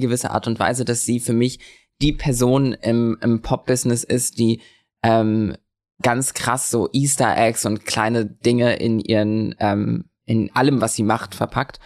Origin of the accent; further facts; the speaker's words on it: Lübeck, Schleswig-Holstein, Germany; now in Berlin, Germany; ich bin in Lübeck geboren